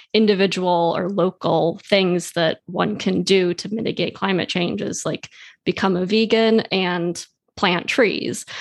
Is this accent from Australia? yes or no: no; Switzerland; I grew up in Switzerland